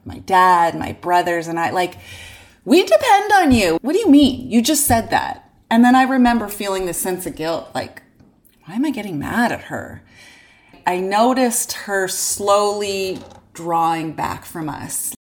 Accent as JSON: {"language": "English", "town": "Unionville", "region": "Ontario", "country": "Canada", "tie": "born or raised there", "said": "we grew up in Unionville"}